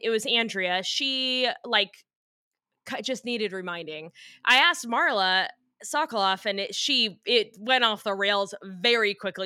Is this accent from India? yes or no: no; United States; I'm from America